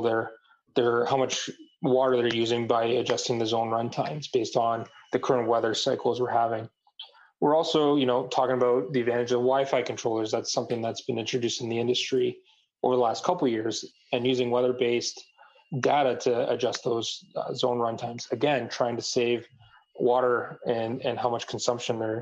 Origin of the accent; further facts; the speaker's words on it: Canada; I'm from Canada